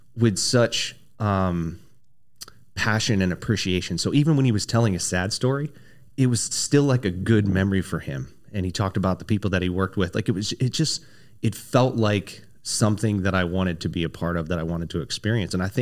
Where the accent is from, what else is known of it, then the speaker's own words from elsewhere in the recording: Dover, Delaware, United States; moved away as an adult; I was born and raised in Dover, Delaware